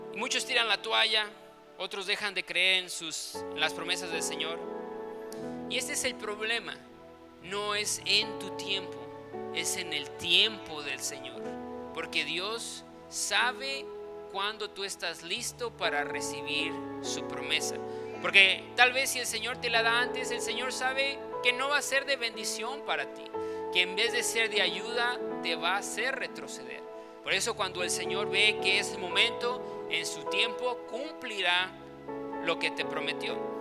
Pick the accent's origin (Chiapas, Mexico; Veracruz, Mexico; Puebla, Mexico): Chiapas, Mexico; also born or lived in Guadalajara, Jalisco; cuando tenía seis años, pues nos movimos aquí a Chiapas